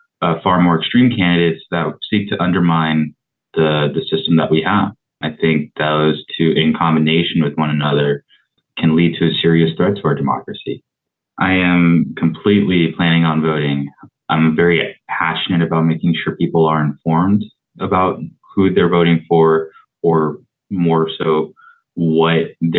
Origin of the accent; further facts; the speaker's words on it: San Diego, California, United States; I'm from District 8 of San Diego.